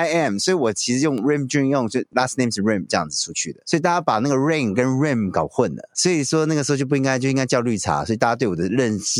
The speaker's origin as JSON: {"language": "Chinese", "country": "Taiwan", "tie": "born or raised there", "said": "对我爸为我妈来台湾之后，我在台湾长大的。"}